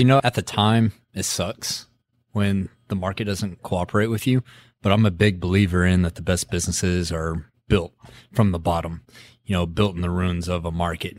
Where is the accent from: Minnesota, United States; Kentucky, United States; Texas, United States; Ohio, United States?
Texas, United States; Midland; accent: Texas; I graduated high school in the downturn in oh eight, so I'm from Midland